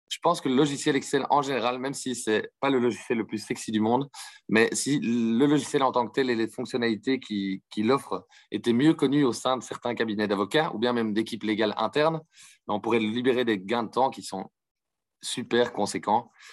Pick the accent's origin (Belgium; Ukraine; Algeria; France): Belgium; Brussels, Brussels-Capital Region; je viens de Bruxelles en Belgique